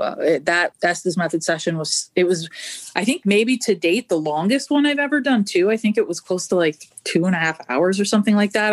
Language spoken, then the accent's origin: English; Canada; moved away; I'm originally Canadian. Uh, well, I'm still Canadian, but I'm originally from Canada